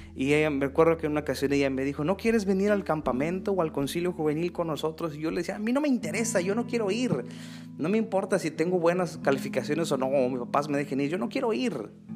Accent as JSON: {"language": "Spanish", "region": "Mexico City", "country": "Mexico", "tie": "born or raised there", "said": "Yo crecí en la Ciudad de México."}